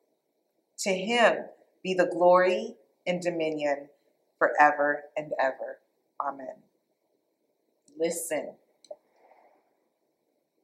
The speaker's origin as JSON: {"language": "English", "country": "Canada", "also_born_or_lived": "Toronto", "moved": "as an adult", "lives_now": "United States", "said": "I'm Canadian. I'm now American, too, so I'm a dual citizen."}